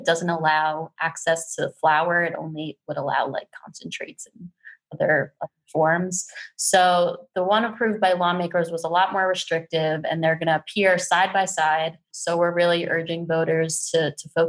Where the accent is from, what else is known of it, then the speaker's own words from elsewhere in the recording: New Jersey, United States; moved away; I grew up in Jersey, so it's my home state